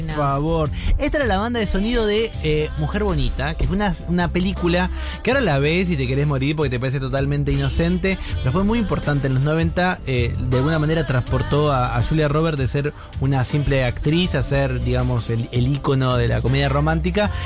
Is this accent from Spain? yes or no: no; Buenos Aires Province, Argentina; born or raised there